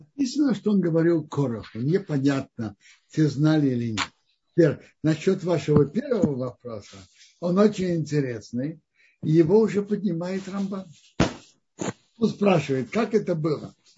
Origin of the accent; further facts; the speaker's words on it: Kazan, Tatarstan, Russia; moved away; also born or lived in Tashkent; Я родился в Казани, мы родились в Казани, я родился в Казани, затем я жил в Ташкенте